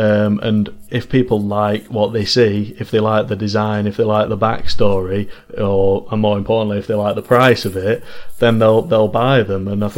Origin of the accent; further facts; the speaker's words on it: Manchester, North West England, United Kingdom; obviously we're from Manchester